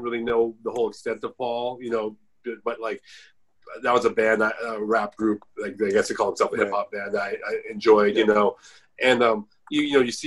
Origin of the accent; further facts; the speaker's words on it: Bay Area, California, United States; I'm from the Bay Area